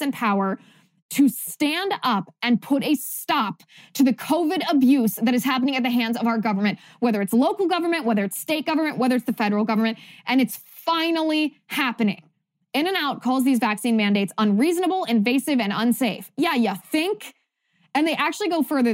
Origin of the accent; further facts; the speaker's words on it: Ohio, United States; Oberlin College is in my home state of Ohio.